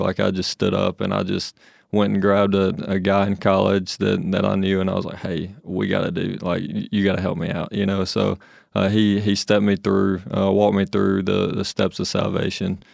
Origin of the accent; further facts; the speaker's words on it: Anderson, Alabama, United States; I'm from a little town of Anderson, Alabama